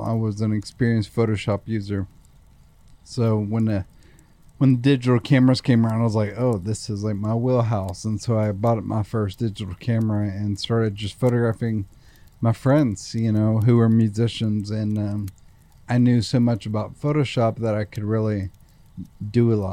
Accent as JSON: {"language": "English", "town": "Nashville", "region": "Tennessee", "country": "United States", "tie": "born or raised there", "said": "I certainly love growing up here"}